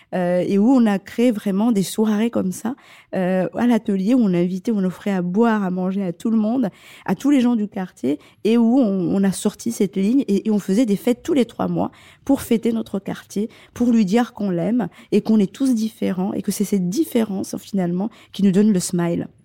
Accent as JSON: {"language": "French", "town": "Marseille", "region": "Provence-Alpes-Côte d'Azur", "country": "France", "said": "je suis marseillaise et que j'adore mon vallon"}